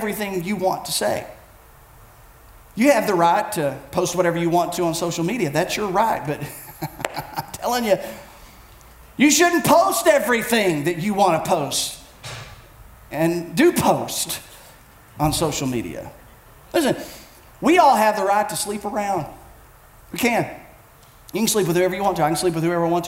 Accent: United States; as Americans, we are a people of rights

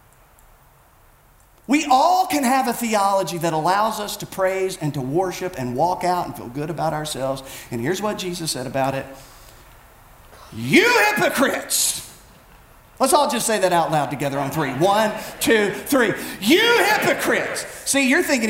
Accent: Bell County, Kentucky, United States; I grew up in Bell County, Kentucky. I'm an Appalachian, born, bred, raised

